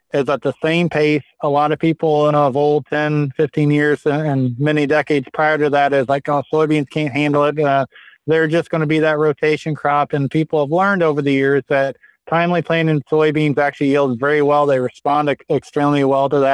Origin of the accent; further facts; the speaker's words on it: Midwest, United States; I grew up in the Midwest